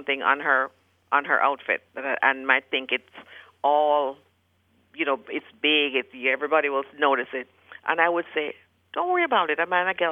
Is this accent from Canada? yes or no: no; Jamaica; now in Heath, United States; when I was growing up, we're from Jamaica. When we were growing up